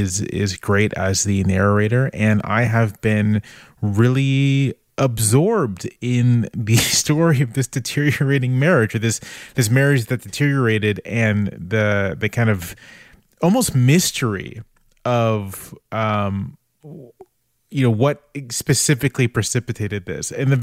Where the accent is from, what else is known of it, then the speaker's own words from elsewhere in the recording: the South, United States; I'm going to play up the fact that I'm like a Southerner here. I'm just a humble country boy.